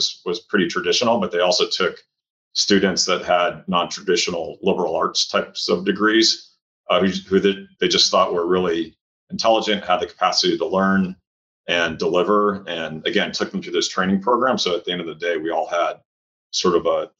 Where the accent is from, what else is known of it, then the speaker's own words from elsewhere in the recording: Cleveland, Ohio, United States; moved away; also born or lived in St. Louis, Missouri; I grew up in Cleveland, Ohio. That's my hometown